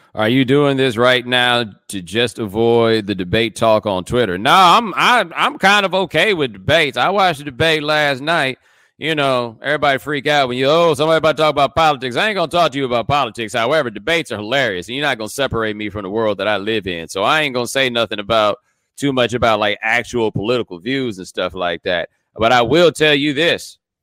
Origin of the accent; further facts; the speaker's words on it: Houston, Texas, United States; I'm from Houston